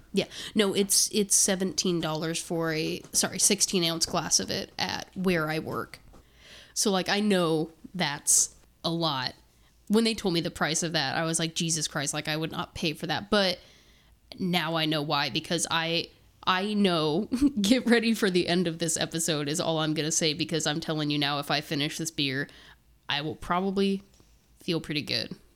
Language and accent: English; Terre Haute, Indiana, United States; I'm from Terre Haute, Indiana